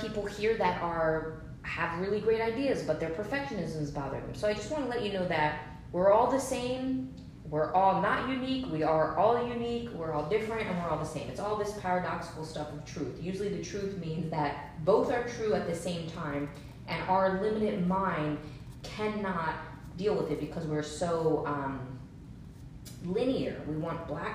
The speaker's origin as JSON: {"language": "English", "region": "New Jersey", "country": "United States", "tie": "born or raised there", "also_born_or_lived": "Los Angeles / San Francisco / Seattle", "moved": "yes", "said": "I grew up in New Jersey, then I moved to Los Angeles, then, you know, I was in San Francisco for a little bit. I was in Seattle."}